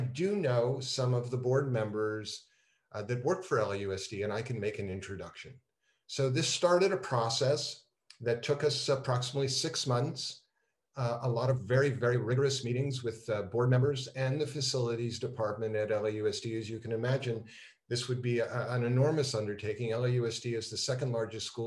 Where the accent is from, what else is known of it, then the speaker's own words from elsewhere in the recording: Montreal, Quebec, Canada; moved away as an adult; also born or lived in Toronto, Canada; now in Los Angeles, United States; growing up in Montreal, the 11th commandment is thou shalt play hockey